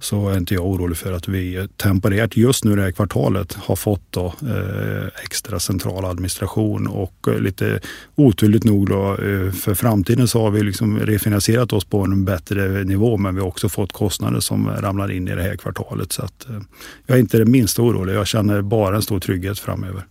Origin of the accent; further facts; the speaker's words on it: Västergötland, Västra Götaland, Sweden; accent: västgöta dialect; also born or lived in Skövde; ni hör på min dialekt. Jag är inte stockholmare, jag är en västgöte